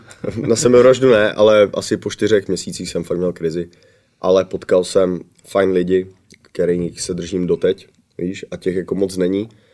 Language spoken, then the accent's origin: Czech; Czechia; moved away as an adult; now in United States; já jsem uh, jako kdyby trvalý rezident USA, takže jsem stabilně, jako jsem Čech